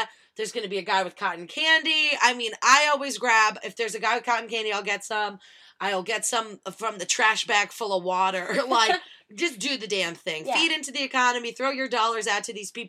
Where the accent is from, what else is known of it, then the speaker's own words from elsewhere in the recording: New York City, New York, United States; we're from Brooklyn